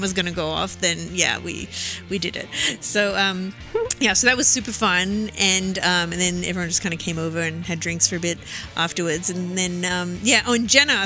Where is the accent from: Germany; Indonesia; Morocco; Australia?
Australia; Melbourne, Victoria; moved away; my hometown